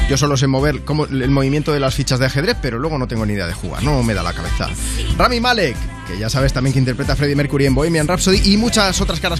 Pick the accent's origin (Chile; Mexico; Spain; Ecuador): Spain; Region of Murcia; somos dos albañiles